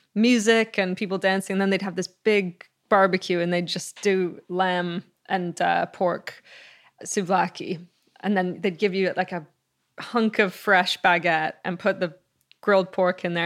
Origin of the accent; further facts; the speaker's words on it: Canada; also born or lived in Greece; I was born later in Canada, but Greece was, it was every summer